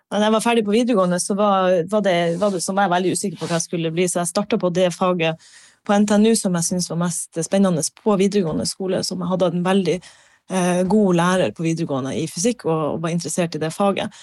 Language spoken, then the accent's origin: Norwegian; Harstad, Troms, Norway; also born or lived in Bergen; jeg er fra Harstad